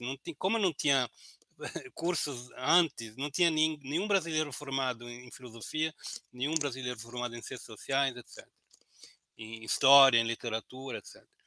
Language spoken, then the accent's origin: Portuguese; Italy; now in Brazil; eu, como sou italiano